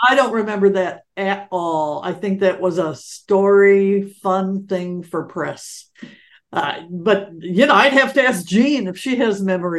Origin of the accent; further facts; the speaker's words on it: Detroit, Michigan, United States; also born or lived in Los Angeles; when I came from Detroit, you know, it was a different thing.